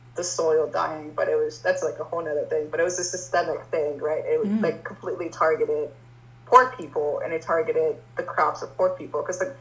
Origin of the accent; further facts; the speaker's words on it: Colombia; now in United States; the type that I grew up eating in Colombia